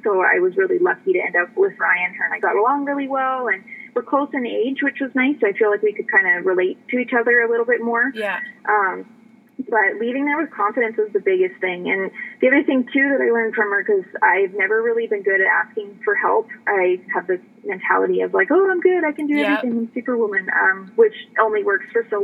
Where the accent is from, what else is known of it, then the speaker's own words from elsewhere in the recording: Canada; moved away as an adult; also born or lived in Texas / Arizona; now in United States; growing up in Canada